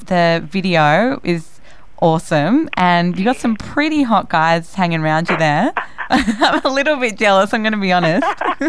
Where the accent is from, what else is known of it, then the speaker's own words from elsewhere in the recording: Sydney, New South Wales, Australia; moved away; I'm actually from Sydney.